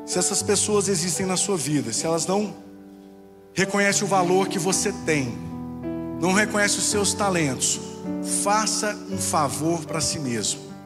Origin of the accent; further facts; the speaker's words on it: Goiás, Brazil; eu sou do Goiás, sou goiano